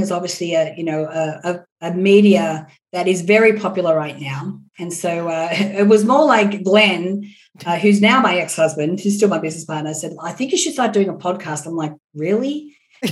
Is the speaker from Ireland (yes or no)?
no; Australia; now in Los Angeles, United States; I'm Australian